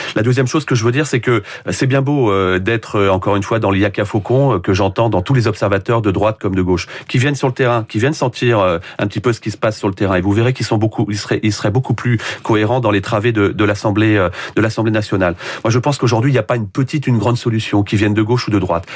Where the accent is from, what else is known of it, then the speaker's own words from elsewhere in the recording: Poissy, Île-de-France, France; je suis né à Poissy, j'ai grandi à Poissy